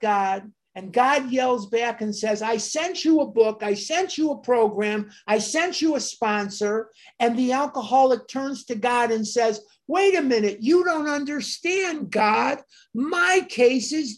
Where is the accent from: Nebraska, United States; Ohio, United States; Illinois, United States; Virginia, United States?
Illinois, United States; Chicago; I'm born and raised on the North Side